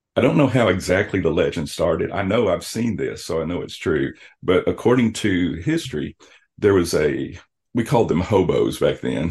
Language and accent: English; South Arkansas, United States; now in Joplin, United States; I'm from South Arkansas